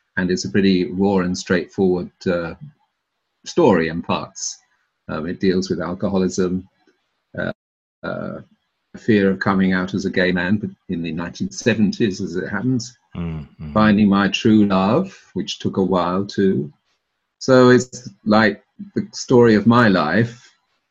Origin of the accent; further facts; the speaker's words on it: London, United Kingdom; moved away as an adult; also born or lived in Cambridge / Bologna, Italy / Tuscany, Italy / Japan; I was born in South London to Welsh parents